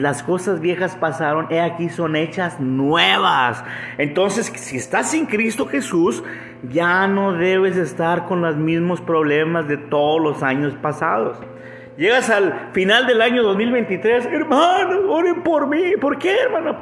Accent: Monterrey, Nuevo León, Mexico; also born or lived in Canada; regreso a Monterrey, que es la ciudad donde, de donde yo soy

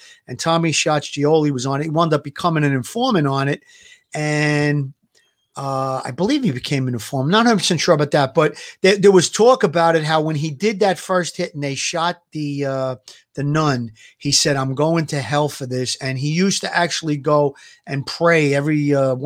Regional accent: New York City, New York, United States; I grew up in Gravesend

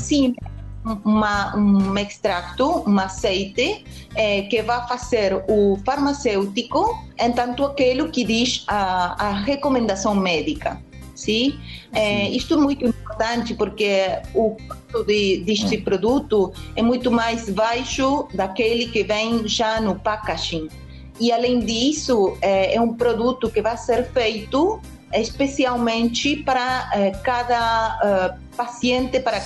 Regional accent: Argentina; Portuguese is a second language; para mim, como Argentina

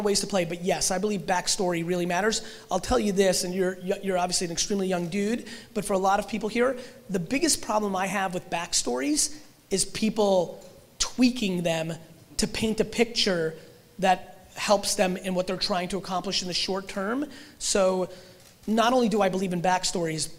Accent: Russia; I was born in Russia

